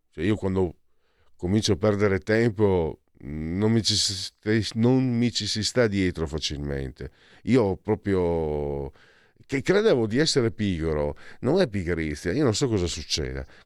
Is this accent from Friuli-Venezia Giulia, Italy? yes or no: yes; Friuli-Venezia Giulia, Italy; questa donna di, di, delle mie parti, di Budoia, di Aviano